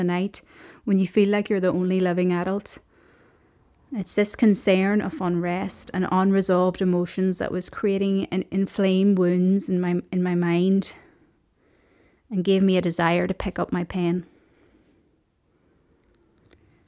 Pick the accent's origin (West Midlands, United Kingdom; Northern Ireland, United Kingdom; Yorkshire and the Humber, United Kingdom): Northern Ireland, United Kingdom; Omagh; moved away as an adult; also born or lived in Belfast / Liverpool; I was born in Belfast and I grew up in Omagh, County Tyrone, in a big Irish Catholic family